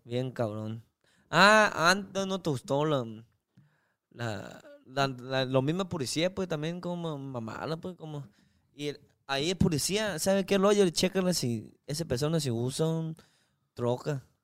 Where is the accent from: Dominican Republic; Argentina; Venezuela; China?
China; Spanish is a second language; moved away as an adult; now in Culiacán, Mexico; soy uno chino una persona china